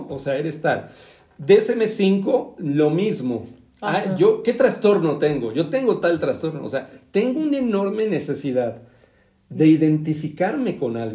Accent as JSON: {"language": "Spanish", "region": "State of Mexico", "country": "Mexico", "said": "los dos somos del Estado de México, por algo"}